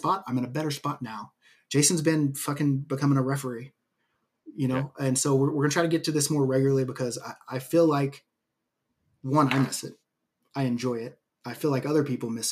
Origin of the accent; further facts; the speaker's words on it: United States; I grew up in the United States